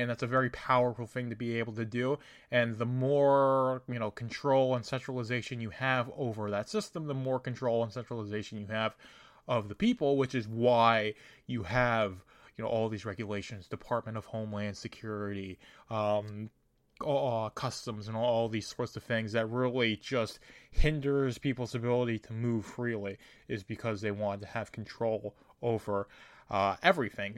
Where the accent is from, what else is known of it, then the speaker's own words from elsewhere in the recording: United States; me as an American in my country